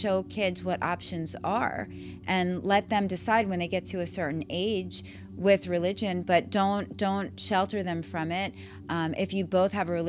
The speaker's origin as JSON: {"language": "English", "region": "New York", "country": "United States", "tie": "born or raised there", "moved": "as an adult", "said": "I grew up in New York, and I would say that I had a really great education system. And then I moved here and I raised my kids here"}